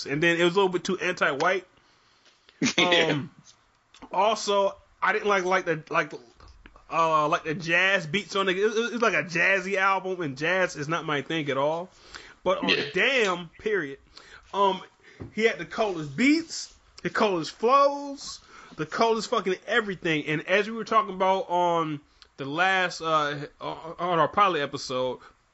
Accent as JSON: {"language": "English", "region": "Michigan", "country": "United States", "said": "even though I'm from Michigan"}